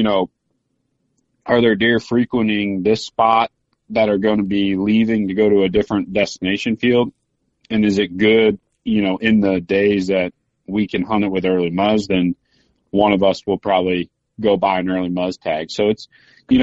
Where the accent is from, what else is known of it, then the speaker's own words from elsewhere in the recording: Southern Illinois, United States; I grew up in Southern Illinois, but I was only 45 minutes from the Mississippi River